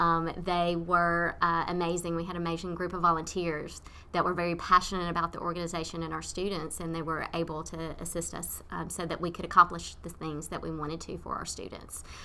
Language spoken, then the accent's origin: English; Nashville, Tennessee, United States; moved away as an adult; now in Leesburg, Virginia, United States; I'm originally from Tennessee, from Nashville, Tennessee